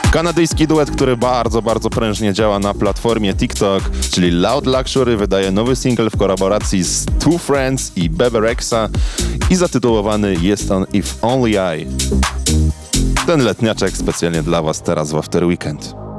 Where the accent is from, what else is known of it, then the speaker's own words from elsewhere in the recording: Poland; accent: English from Poland; pozostanę przy moim akcencie English from Poland